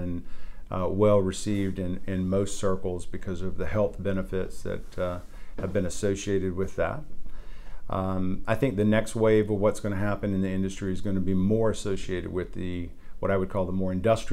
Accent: Barnwell County, South Carolina, United States; I grew up in Barnwell County, grew up on a dairy farm

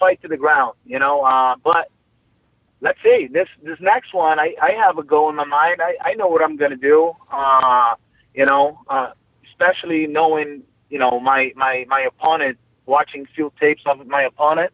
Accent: Rio de Janeiro, Brazil; moved away as an adult; also born or lived in Vila Velha, Espírito Santo; now in United States; I'm from Brazil. I was born in Brazil, city of Rio de Janeiro, you know, 1978.

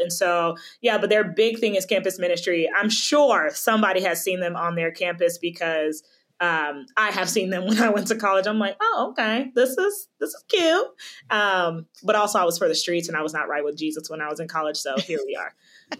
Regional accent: West Palm Beach, Florida, United States; moved away; also born or lived in Jackson, Mississippi; I'm originally from Florida, West Palm Beach, Florida. And so I have always thrived in Florida.

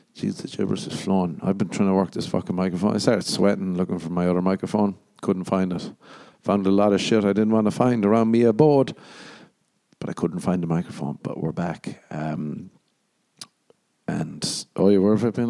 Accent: Ireland; moved away; growing up in Ireland

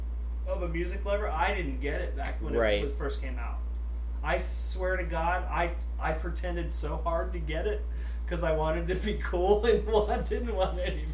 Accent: Sarasota, Florida, United States; now in Gainesville, United States; growing up in Sarasota, definitely rock town

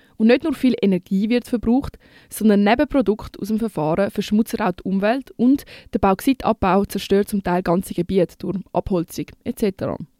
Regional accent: Switzerland; bei uns in der Schweiz

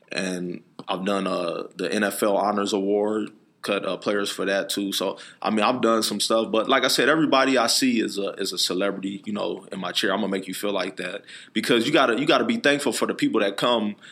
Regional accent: Phoenix, Arizona, United States; I'm from Phoenix, Arizona, born and raised

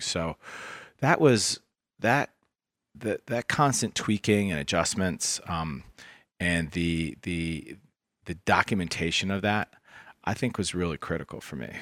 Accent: Washington, District of Columbia, United States; also born or lived in Ohio; I grew up in Washington, D C

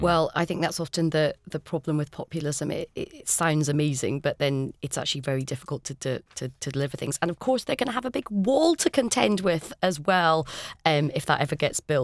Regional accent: Scotland, United Kingdom; I'm Scottish

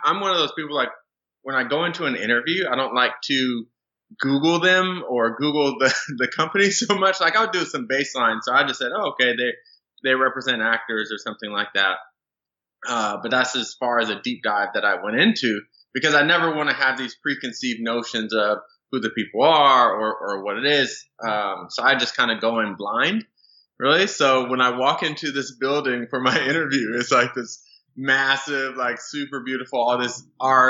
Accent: Southern California, United States; moved away as an adult; also born or lived in Las Vegas; I'm originally from Southern California

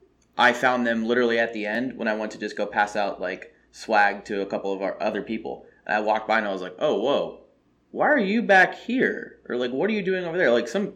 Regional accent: Texas, United States; I'm from Texas.

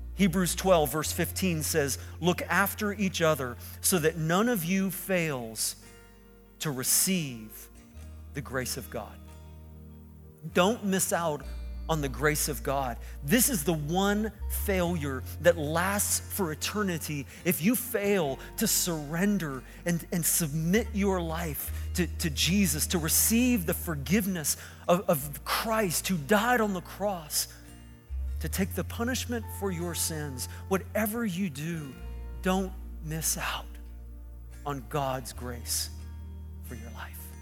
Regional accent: Sussex, New Brunswick, Canada; also born or lived in Lansing, Michigan; now in Moncton, Canada; I was born here in New Brunswick, here in Sussex, a little cow town down the road from Moncton.

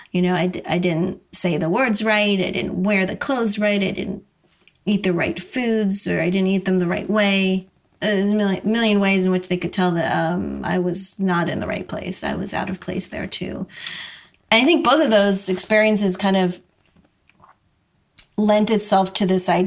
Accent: New York City, New York, United States; people would always ask me, where are you from? You know, and I would say Brooklyn.

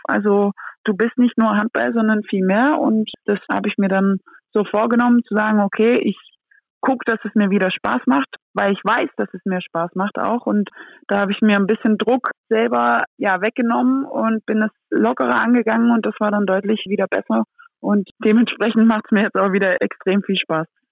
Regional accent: Antwerp, Flanders, Belgium; German is a second language; now in Germany; wenn ich in Antwerpen ankomme bei Oma und Opa oder bei Oma, Mama, Papa, dann denke ich schon, okay, hier bin ich auch zu Hause auf eine andere Art und Weise und das ist auch meine Heimat

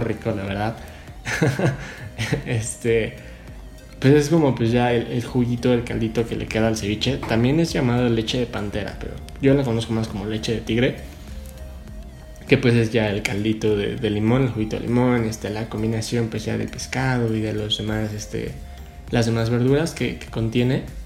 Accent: Mexico; yo como mexicano

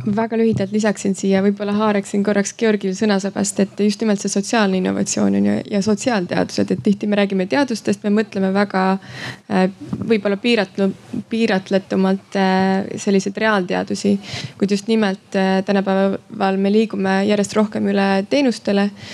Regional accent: Estonia; moved away; ma olen Eestist

